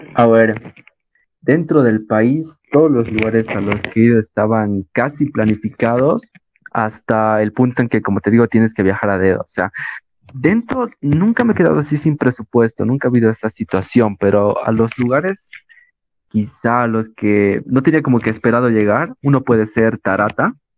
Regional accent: La Paz, Bolivia; Somos de La Paz

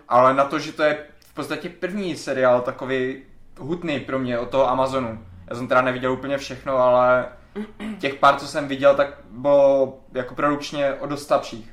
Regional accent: Czechia; first language Czech; náš rodný jazyk

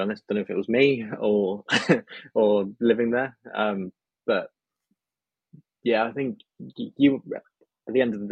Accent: England, United Kingdom; also born or lived in Alcoy, Spain / Barcelona, Spain; as an English person

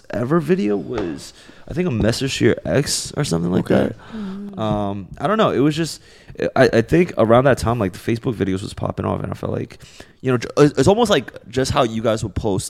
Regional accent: New York City, New York, United States; moved away as an adult; also born or lived in China; now in Los Angeles, United States; And then I grew up in New York.

